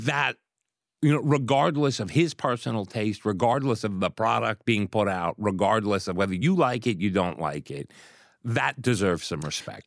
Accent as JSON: {"language": "English", "town": "Pittsburgh", "region": "Pennsylvania", "country": "United States", "tie": "born or raised there", "moved": "yes", "said": "I grew up in Pittsburgh"}